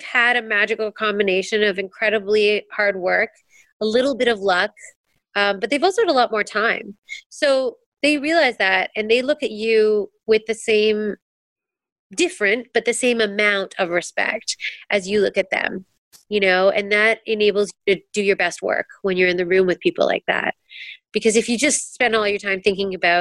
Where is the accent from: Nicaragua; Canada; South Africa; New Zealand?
Canada; as a Canadian, getting to work in America